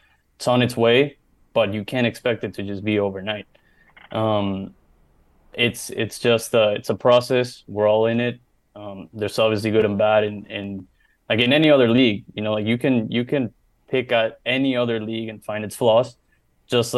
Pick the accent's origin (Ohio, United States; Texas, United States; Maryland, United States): Maryland, United States; we grew up in Maryland